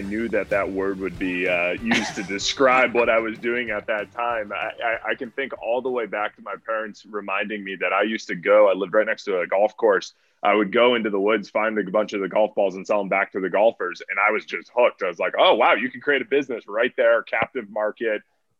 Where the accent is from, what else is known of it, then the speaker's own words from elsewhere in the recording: Acton, Massachusetts, United States; moved away as an adult; also born or lived in Madison, Wisconsin; I grew up in Massachusetts in a town called Acton, about 30 minutes outside of Boston.